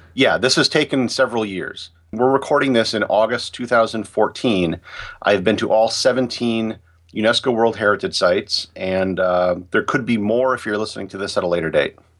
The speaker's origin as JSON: {"language": "English", "country": "United States", "said": "as an American"}